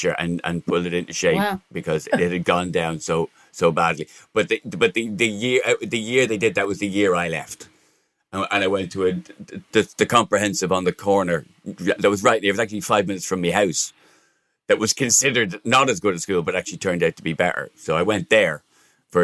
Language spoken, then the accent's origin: English; Ireland; now in England; I was from Broadmeadow.